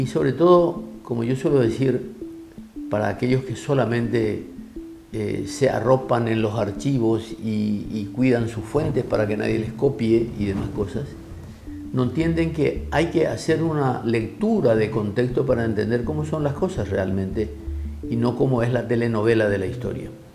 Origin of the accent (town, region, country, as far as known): Paraguay